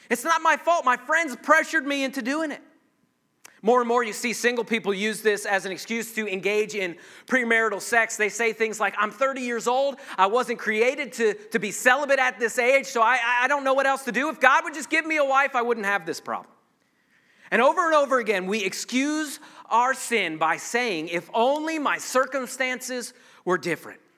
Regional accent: Ireland; I, am a redhead, I'm Irish, I've got all these excuses as to why I have an anger issue.

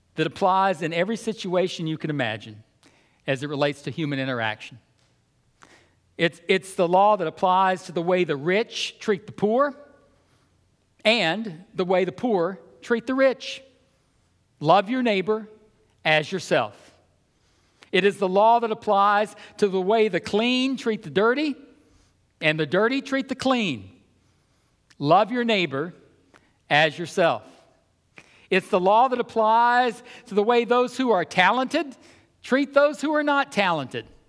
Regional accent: the South, United States; I grew up in the South in the early 1960s

